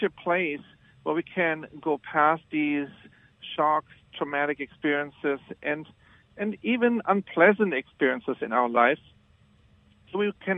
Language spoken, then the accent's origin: English; Germany; moved away as an adult; now in United States; I was born in Germany. When I came to the United States in the 90s